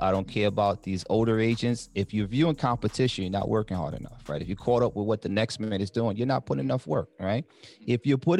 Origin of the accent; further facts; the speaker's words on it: Harlem, New York, United States; now in New Jersey, United States; I came into the game, decided that I wanted to dominate the black community when I came from Harlem.